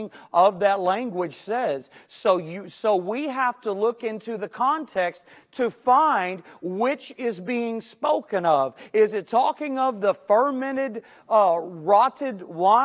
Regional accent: Houston, Texas, United States

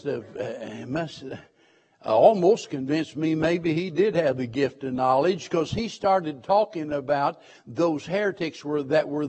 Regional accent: Springfield, Missouri, United States; I was born and raised in Springfield, Missouri

